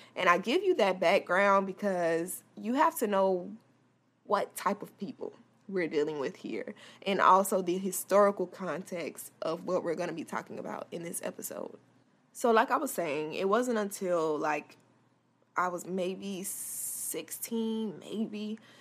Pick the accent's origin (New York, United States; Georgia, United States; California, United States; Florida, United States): Florida, United States; Tallahassee; Tallahassee, my hometown